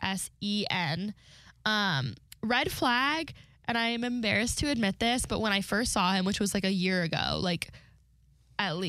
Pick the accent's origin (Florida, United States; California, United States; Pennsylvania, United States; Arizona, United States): California, United States; I'm from California, so West to me is California